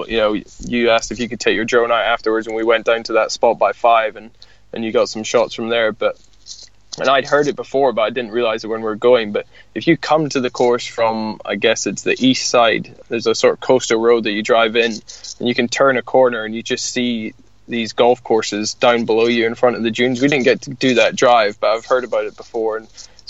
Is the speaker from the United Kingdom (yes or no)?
yes; Scotland, United Kingdom; I'm being Scottish